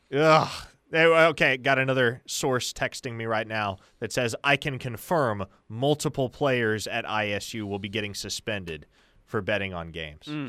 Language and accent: English; Omaha, Nebraska, United States; I'm from Nebraska, more specifically from Omaha, which is literally right there on the Iowa border.